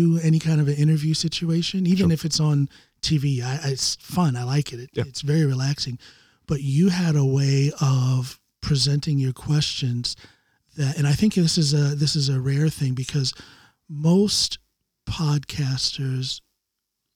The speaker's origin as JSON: {"language": "English", "country": "United States", "moved": "yes", "lives_now": "Norway", "said": "I'm an American, but I've been here in Norway for 20 years"}